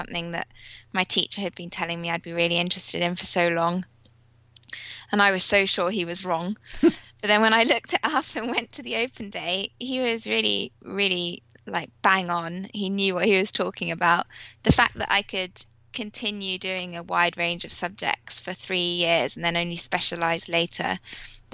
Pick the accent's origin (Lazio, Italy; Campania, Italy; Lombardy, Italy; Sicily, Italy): Lombardy, Italy; Milan; moved away; I was born in Milan in Italy